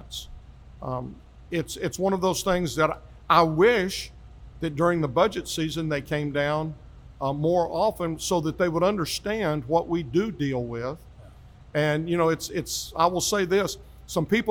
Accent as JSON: {"language": "English", "town": "Grand Prairie", "region": "Texas", "country": "United States", "tie": "born or raised there", "lives_now": "Hurst, United States", "said": "I grew up in Grand Prairie, part of Dallas County."}